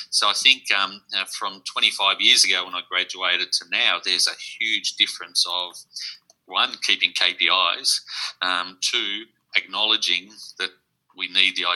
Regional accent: Sydney, New South Wales, Australia; moved away as an adult; also born or lived in northwest coast of Tasmania, near Burnie; now in Tasmania, Australia; I come from Sydney. So, um, I've been down here for 25 years

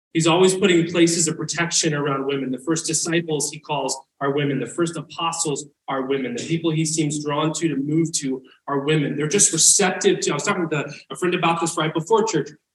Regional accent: the South, United States; I grew up in the South

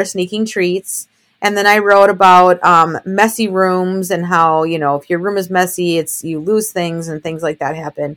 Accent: Minnesota, United States; I am born and raised in Minnesota, about a half hour north of Minneapolis.

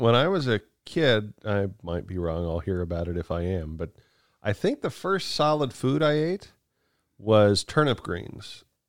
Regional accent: Kansas, United States; I grew up in Kansas.

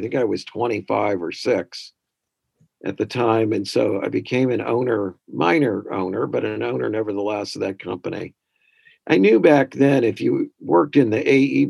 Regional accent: Kirkwood, Missouri, United States; moved away as an adult; also born or lived in Boston area; now in Fayetteville, United States; I am from Kirkwood, Missouri, St. Louis suburb

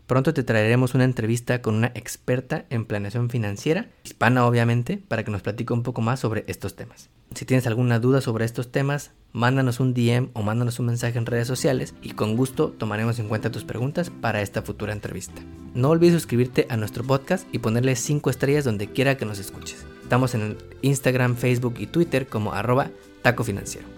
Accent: Chiapas, Mexico; now in Houston, United States; soy de Chiapas, el estado más caluroso y más bonito de México

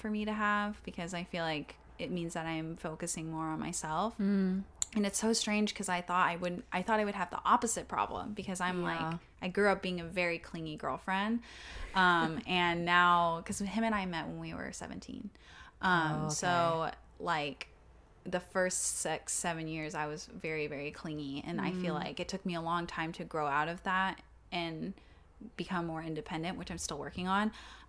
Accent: Texas, United States; now in New York, United States; But I'm from Texas, like, for someone who's from, like, a really small town in Texas

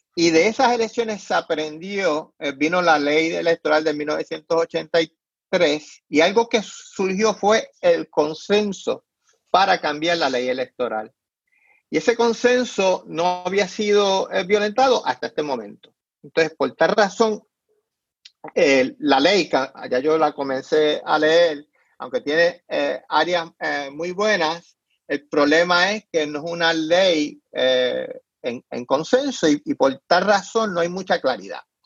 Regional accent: Puerto Rico; moved away; soy puertorriqueño, es mi identidad

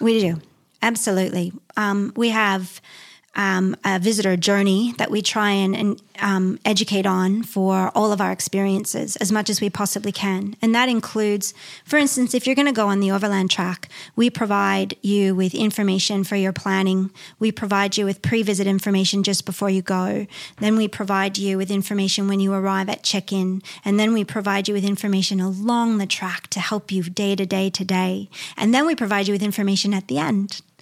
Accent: near Niagara Falls, Ontario, Canada; moved away as an adult; I grew up in Canada near Niagara Falls, it's very urban

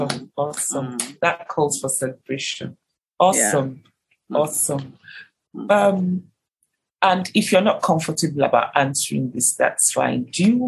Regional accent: Nigeria; I'm a Nigerian, I'm an African.

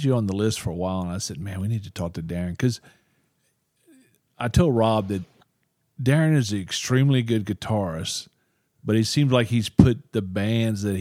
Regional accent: Louisiana, United States; growing up in Louisiana

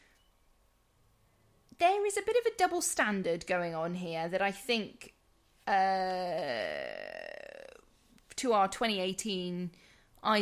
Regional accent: England, United Kingdom; We're English

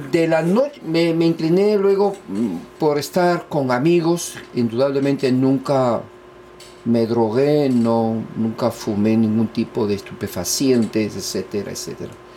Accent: Lima, Peru; yo nací en Perú, Lima, la capital

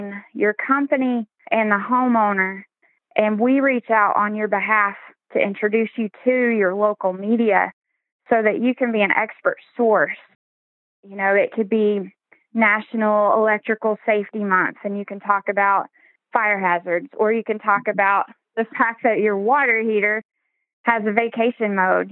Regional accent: Maryville, Tennessee, United States; moved away as an adult; I did move back to my hometown in Maryville. We're right outside of Knoxville and Gatlinburg.

